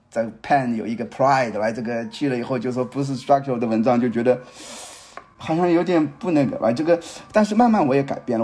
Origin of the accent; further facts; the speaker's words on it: China; 作为中国人